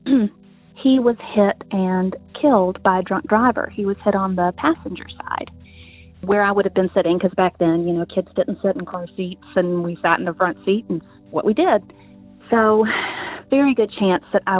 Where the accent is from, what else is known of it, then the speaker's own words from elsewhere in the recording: South Carolina, United States; I am from South Carolina